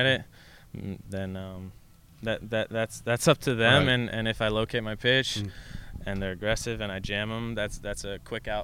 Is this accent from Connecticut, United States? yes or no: yes; Connecticut, United States; Growing up in Connecticut